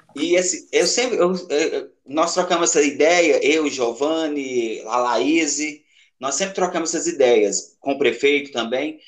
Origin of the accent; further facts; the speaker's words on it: Capinópolis, Minas Gerais, Brazil; Cresci, nasci e cresci aqui em Capinópolis